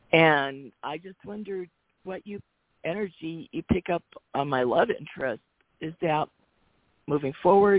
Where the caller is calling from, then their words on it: Arizona, United States; calling from Arizona.